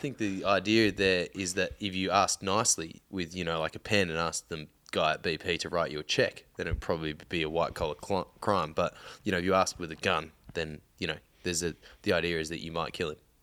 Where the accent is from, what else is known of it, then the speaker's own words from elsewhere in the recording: Melbourne, Victoria, Australia; moved away; growing up in Melbourne